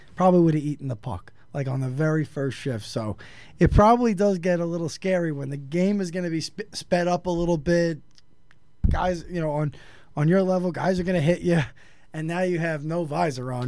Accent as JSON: {"language": "English", "town": "New York City", "region": "New York", "country": "United States", "said": "I'm from New York City"}